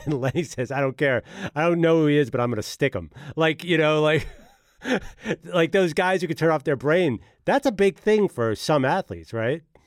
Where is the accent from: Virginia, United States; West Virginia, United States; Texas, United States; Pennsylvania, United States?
Pennsylvania, United States; Philadelphia; I grew up in Philadelphia